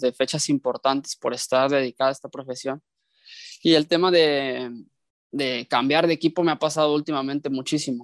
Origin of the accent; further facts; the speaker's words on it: Mexico; moved away as an adult; now in Kosovo; como lo he vivido como mexicano, siendo parte del torneo local y ahora como extranjero